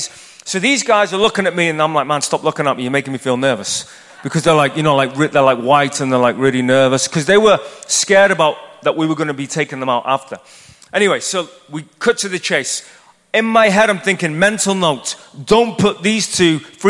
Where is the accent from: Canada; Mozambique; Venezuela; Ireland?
Ireland; born or raised there; moved away as an adult; now in United States